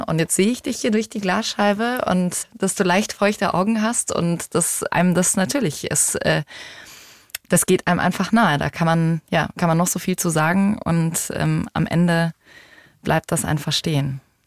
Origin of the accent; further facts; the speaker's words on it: Germany; hier bei uns in Deutschland